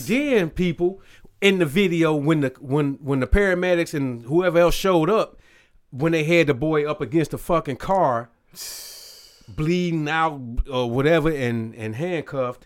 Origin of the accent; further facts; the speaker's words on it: Robbins, Illinois, United States; I was in my hometown with my little family, you know, where, where, uh, my mom and everybody grew up. Robbins, Illinois